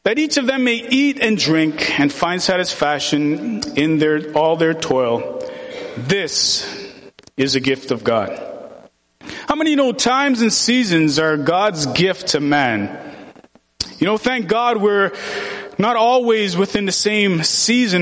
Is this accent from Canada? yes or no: no; Jamaica; moved away; I'm from Jamaica.